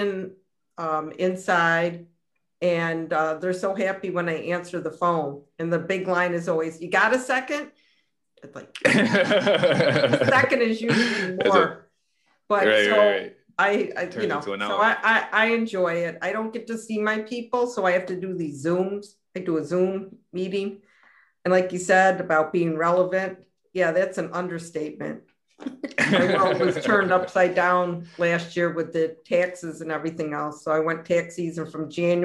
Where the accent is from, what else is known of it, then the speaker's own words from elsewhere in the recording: Rochester, New York, United States; also born or lived in Long Island / Rennes, France; I was born on Genesee Street, and then my parents moved to Brighton when I was about in third grade. So I grew up in the suburbs from about 8 on